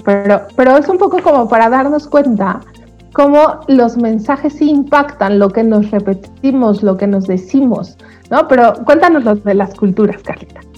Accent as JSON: {"language": "Spanish", "country": "Mexico", "said": "cómo somos los mexicanos"}